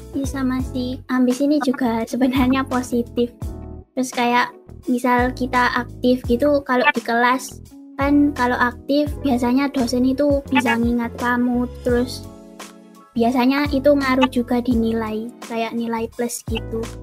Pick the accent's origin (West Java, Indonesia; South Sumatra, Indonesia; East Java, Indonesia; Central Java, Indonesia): East Java, Indonesia; Gresik; now in Surabaya, Indonesia; Asalku dari Kota Gresik.